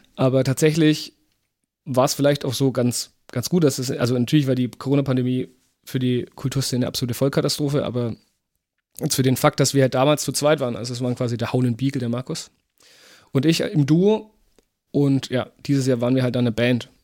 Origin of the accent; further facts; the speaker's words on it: Wachendorf, Bavaria, Germany; also born or lived in Fürth; in Wachendorf, wo ich herkomme